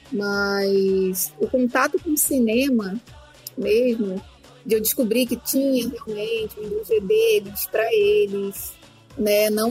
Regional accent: Rio de Janeiro, Brazil; sou do Rio de Janeiro.

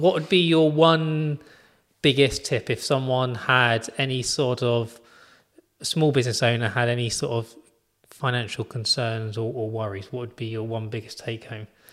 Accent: United Kingdom; being British

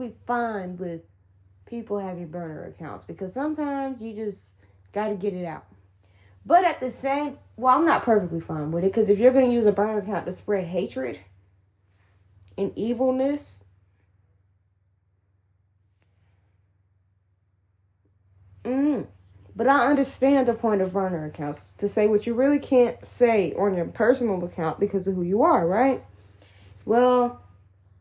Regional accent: Georgia, United States; growing up in Georgia

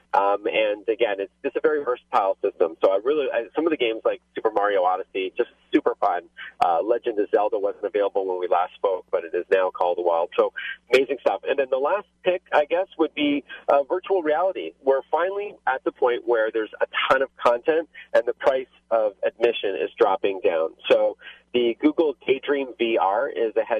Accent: Canada; accent: Canadian; my Canadian accent

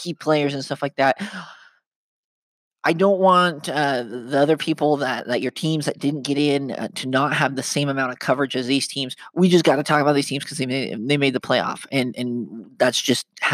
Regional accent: Ogden, Utah, United States; now in St. George, United States; I live in St. George, but where I grew up in Ogden, Utah

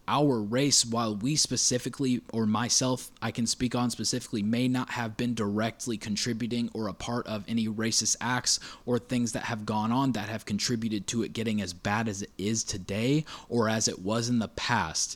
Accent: United States; us as American citizens

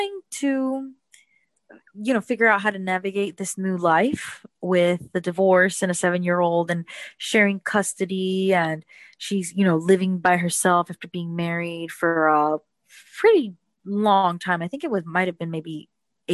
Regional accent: Miami, Florida, United States; also born or lived in New Jersey; I was born in New Jersey and I moved to Miami and was raised in Miami from about age 5

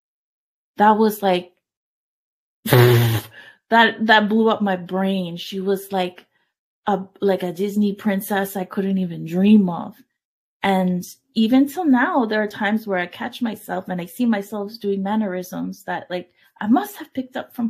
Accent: Brampton, Ontario, Canada; also born or lived in San Salvador, El Salvador / Toronto, Canada; I was born in San Salvador in 82. As you might know, there's a big war. We managed to immigrate to Canada. I grew up in Toronto, Canada, until like grade 4

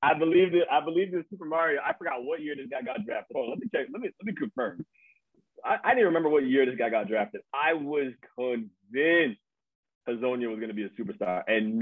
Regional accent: Nigeria; me being Nigerian

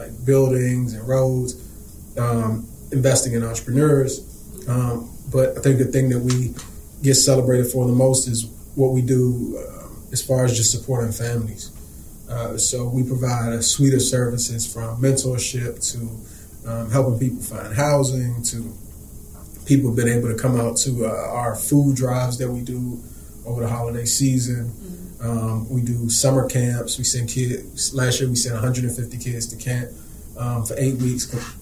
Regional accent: Washington, District of Columbia, United States; Born and raised here in the Washington, D.C. area

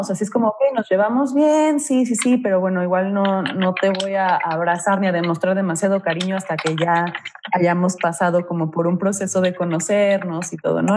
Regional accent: Mexico; moved away; also born or lived in Glasgow, Scotland; de México

